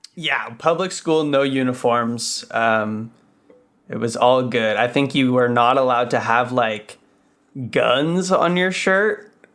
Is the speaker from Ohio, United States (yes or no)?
no; Los Angeles, California, United States; also born or lived in San Diego; I was born here